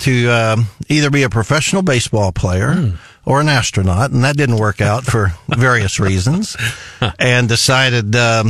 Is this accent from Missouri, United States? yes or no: yes; Sikeston, Missouri, United States; moved away as an adult; also born or lived in Springfield, Missouri; now in Columbia, United States; I am from Sykeston, Missouri